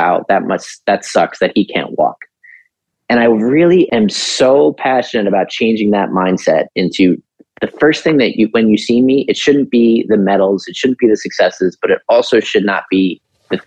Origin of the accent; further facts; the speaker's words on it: New York City, New York, United States; also born or lived in Long Island; I'm from New York City